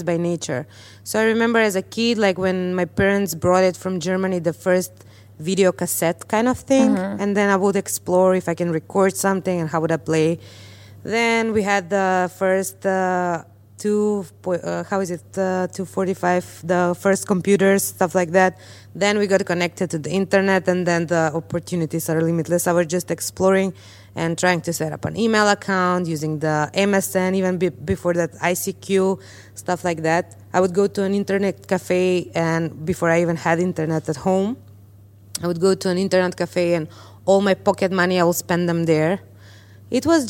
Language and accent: English; North Macedonia; this small town girl, let's say, from Macedonia